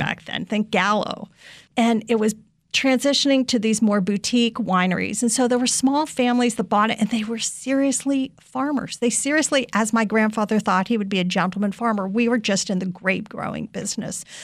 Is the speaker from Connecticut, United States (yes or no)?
no; Washington, District of Columbia, United States; also born or lived in California / San Francisco; I grew up in Washington, D C, 'cause I spent most of my years end in, up here in Washington, D C